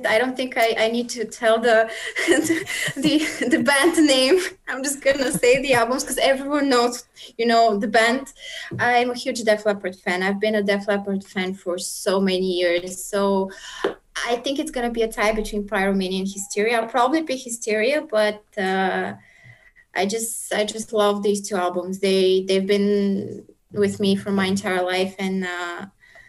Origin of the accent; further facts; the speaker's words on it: Bulgaria; moved away as an adult; also born or lived in South Korea; my hometown